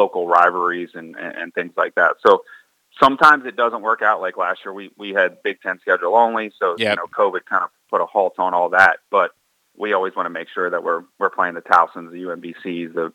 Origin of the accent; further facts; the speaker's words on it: New Carrollton, Maryland, United States; I grew up in New Carrollton